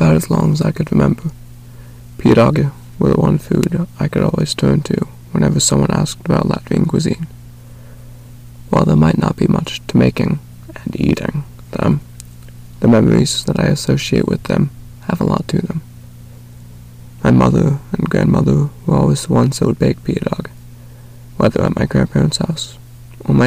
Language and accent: English; North Carolina, United States; I was born and raised in the United States, specifically North Carolina